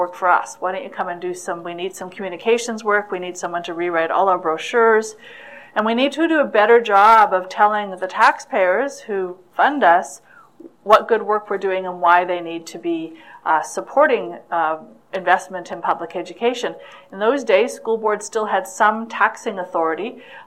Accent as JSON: {"language": "English", "town": "Vancouver", "region": "British Columbia", "country": "Canada", "tie": "born or raised there", "said": "I'm born and raised in Vancouver, went to school in Vancouver"}